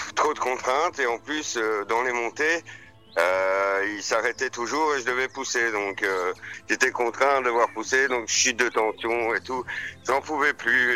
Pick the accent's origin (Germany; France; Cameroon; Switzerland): France; Maisons-Laffitte, Île-de-France; moved away; also born or lived in Belgium; ma mère est belge, euh, mon père est français et je suis né à Maison-Lafitte